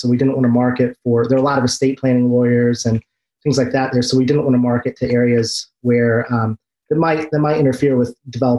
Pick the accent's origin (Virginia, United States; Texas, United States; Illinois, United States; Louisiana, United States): Illinois, United States; Central; moved away as an adult; also born or lived in Washington, District of Columbia, United States; Well, I'm from Central Illinois.